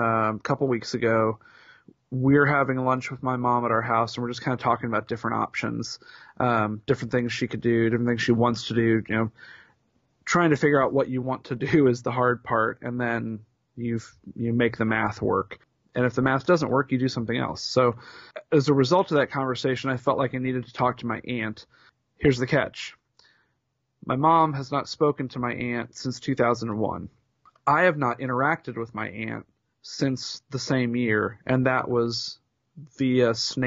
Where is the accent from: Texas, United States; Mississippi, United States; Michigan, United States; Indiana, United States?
Indiana, United States; Indianapolis; born or raised there